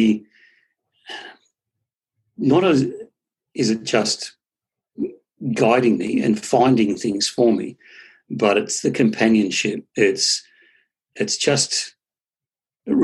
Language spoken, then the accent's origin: English; South coast of New South Wales, Australia; I'm actually from New South Wales